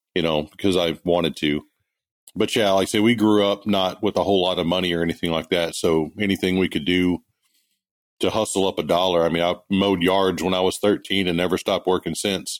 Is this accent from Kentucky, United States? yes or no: no; Kilgore, Texas, United States; moved away as an adult; also born or lived in Greenville, Mississippi / California; I grew up in East Texas, up in the Kilgore Longview area